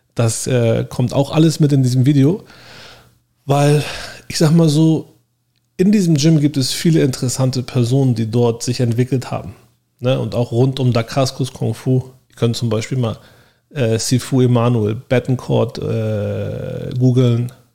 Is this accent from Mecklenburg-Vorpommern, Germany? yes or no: no; Hamburg, Germany; moved away as an adult; now in Miami, United States; Ich komme auch aus Hamburg, genau wie Uwe